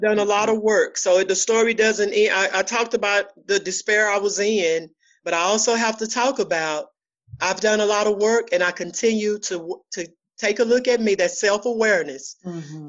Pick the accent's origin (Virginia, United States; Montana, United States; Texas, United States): Texas, United States; Dallas; moved away as an adult; now in Fort Worth, United States; Oak Cliff. I'm from Dallas, Texas. I live in Fort Worth now